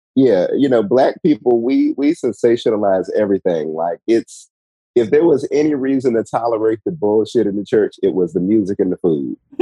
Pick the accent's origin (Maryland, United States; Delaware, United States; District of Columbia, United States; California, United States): District of Columbia, United States; Washington; also born or lived in North Carolina; I am from Washington D.C. originally